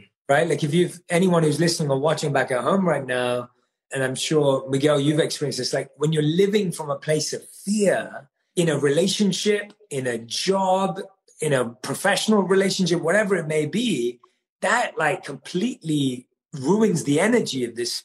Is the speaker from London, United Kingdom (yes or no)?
yes; London, United Kingdom; moved away as an adult; also born or lived in India; I grew up, like I said, born and raised in London